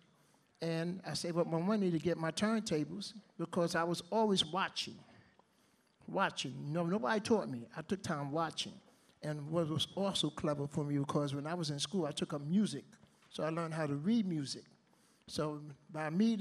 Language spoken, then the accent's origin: English; New York City, New York, United States; I'm from originally from Harlem